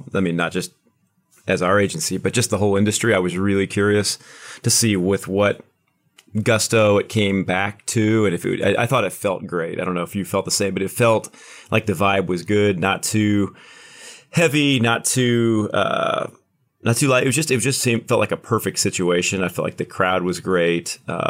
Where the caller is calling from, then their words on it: Kansas City, Missouri, United States; I am in Kansas City, right on the border of Kansas and Missouri, sitting on the Missouri side is where the office is today.